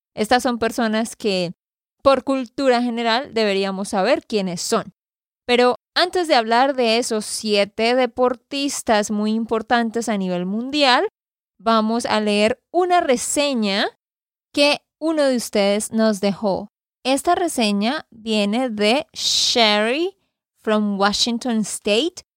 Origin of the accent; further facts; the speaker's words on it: Santander, Colombia; de Santander, Colombia.